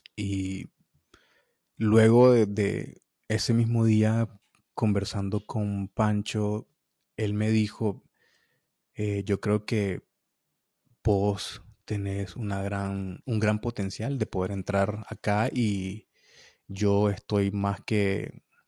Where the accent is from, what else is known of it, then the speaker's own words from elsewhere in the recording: Nicaragua; moved away as an adult; now in United States; de Latinoamérica y de, y de, Nicaragua, mi país